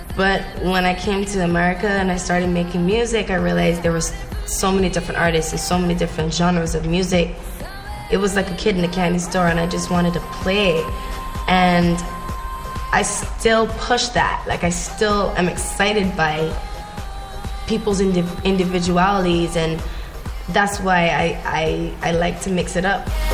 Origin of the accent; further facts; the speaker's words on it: Barbados; now in United States; Growing up in Barbados